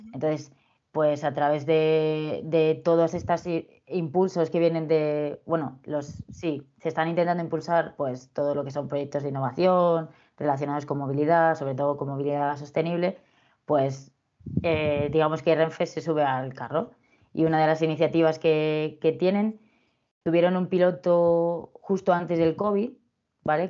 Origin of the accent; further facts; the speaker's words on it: Madrid, Community of Madrid, Spain; yo soy de Madrid